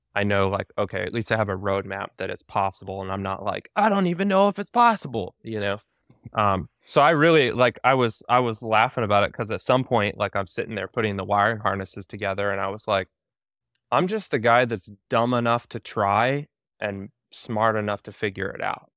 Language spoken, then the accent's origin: English; Alaska, United States; my wife and I, we were actually, like, uh, we're from Alaska